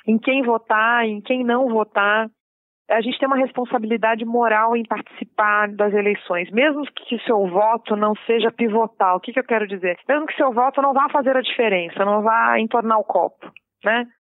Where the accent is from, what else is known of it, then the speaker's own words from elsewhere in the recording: Lins, São Paulo, Brazil; also born or lived in Rio de Janeiro; now in São Paulo, Brazil; Nasci no interior de São Paulo, numa cidade que chama Lins. Fui criada no interior de São Paulo, depois eu fui criada no Rio de Janeiro.